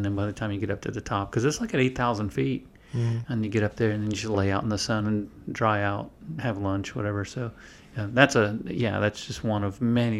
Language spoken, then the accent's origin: English; Florida, United States; I grew up in Florida.